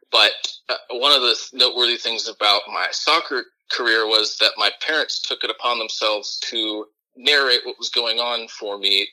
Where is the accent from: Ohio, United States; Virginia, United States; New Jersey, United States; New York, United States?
Ohio, United States; Dublin; I grew up in Dublin, a suburb of Columbus